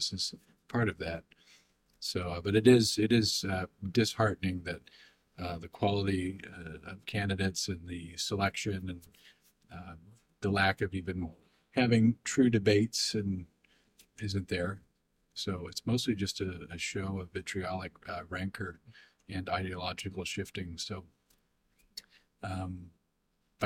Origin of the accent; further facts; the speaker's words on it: United States; as American people